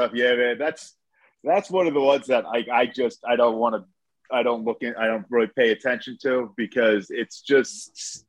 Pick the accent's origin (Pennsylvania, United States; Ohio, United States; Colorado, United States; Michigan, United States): Pennsylvania, United States; Lansdale area; also born or lived in Hatfield, Pennsylvania; I grew up in Morgandale.